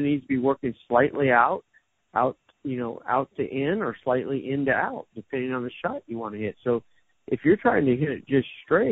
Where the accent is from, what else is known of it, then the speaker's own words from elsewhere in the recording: Southern California, United States; moved away as an adult; also born or lived in Orange County; now in Las Vegas, United States; I grew up in Southern California